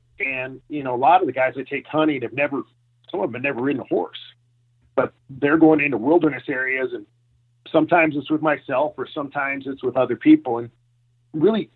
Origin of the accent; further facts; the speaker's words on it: Minnesota, United States; also born or lived in Colorado; now in Denver, United States; I grew up in Minnesota